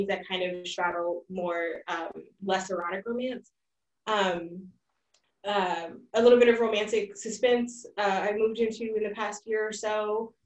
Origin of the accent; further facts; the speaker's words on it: California, United States; moved away as an adult; also born or lived in the Midwest; I'm originally from California. I went to graduate school in the Midwest